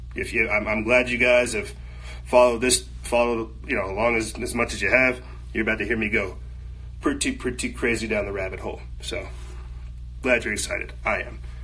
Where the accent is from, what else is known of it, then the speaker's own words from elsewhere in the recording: United States; I'm fourth generation free slave American or freed African here in America